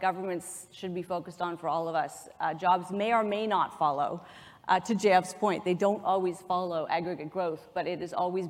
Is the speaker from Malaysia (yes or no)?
no; Canada; I have an observation as a Canadian